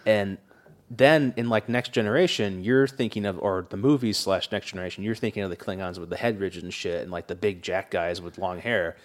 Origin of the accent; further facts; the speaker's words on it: England, United Kingdom; moved away; Grant and I grew up in England